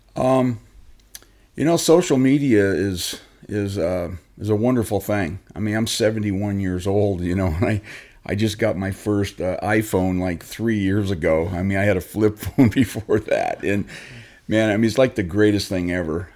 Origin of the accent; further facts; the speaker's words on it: Long Beach, California, United States; I was born and raised in Southern California. I, uh, Long Beach